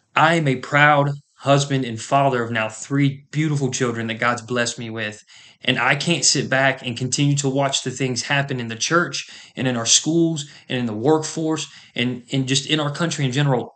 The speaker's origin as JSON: {"language": "English", "country": "United States", "said": "as an American"}